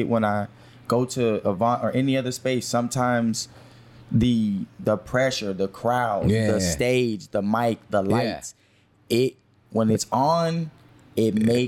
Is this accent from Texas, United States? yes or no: yes; Houston, Texas, United States; I'm from here. I'm from Houston